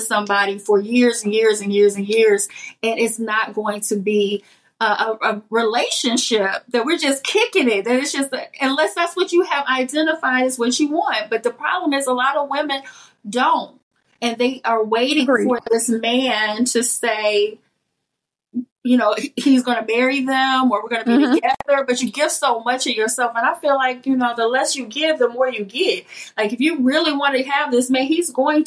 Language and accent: English; East St. Louis, Illinois, United States; moved away as an adult; also born or lived in Atlanta; I'm from East St. Louis, Centerville, Illinois, which is 5 hours south of Chicago. And we are country, and we are a small town